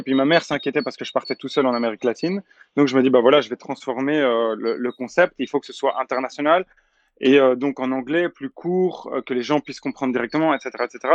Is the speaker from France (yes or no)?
no; Belgium; je suis belge